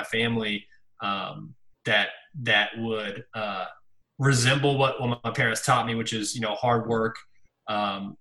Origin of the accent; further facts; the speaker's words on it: St. Joseph, Missouri, United States; moved away as an adult; now in Kansas City, United States; where I came from and my roots